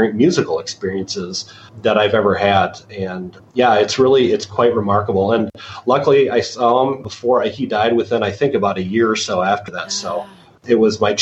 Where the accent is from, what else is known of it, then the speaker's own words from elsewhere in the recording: southern Wisconsin, United States; I grew up in southern Wisconsin, about 3 hours or so away from Chicago